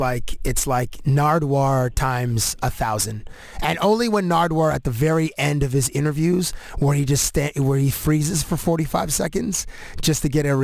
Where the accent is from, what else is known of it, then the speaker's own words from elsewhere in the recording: Canada; I identified myself as Canadian